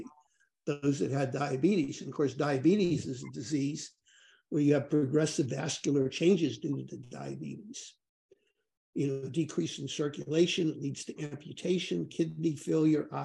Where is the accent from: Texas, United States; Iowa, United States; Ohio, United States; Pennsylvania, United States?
Pennsylvania, United States; Pittsburgh; I grew up in Pittsburgh, Pennsylvania